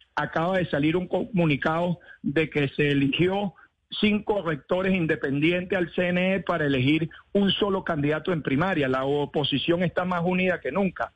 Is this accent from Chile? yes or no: no; Venezuela; moved away as an adult; also born or lived in Switzerland; now in Florida, United States; tengo derecho como venezolano. Pues- espero volver cuando se recupere la democracia